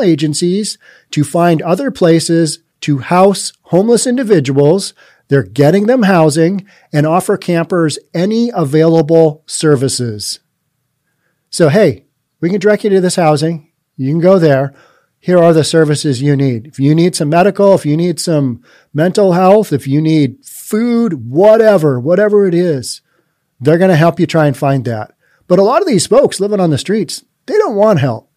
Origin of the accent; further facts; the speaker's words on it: Bellevue, Washington, United States; I'm very biased towards Bellevue. It's my hometown